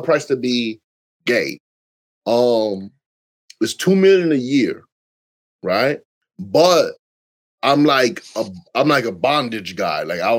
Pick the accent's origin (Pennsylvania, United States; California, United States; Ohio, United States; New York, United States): New York, United States; New York City; also born or lived in Bronx; Born and raised in New York City.